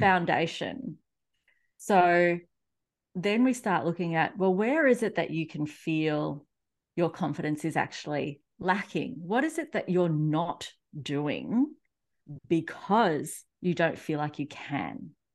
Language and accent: English; Australia; accent: Australian; also born or lived in Melbourne; if you can't already tell from my accent, I am in Australia